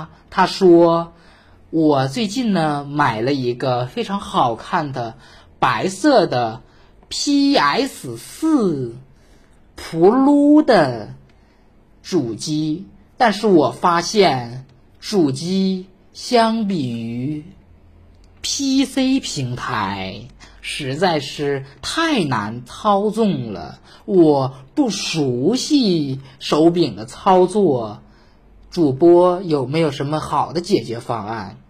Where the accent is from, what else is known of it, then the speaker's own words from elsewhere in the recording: Northeast China, China; 说主播，你作为一个东北人，为什么还有点大舌头呢？我想说，去你妈了个巴子！我没有大舌头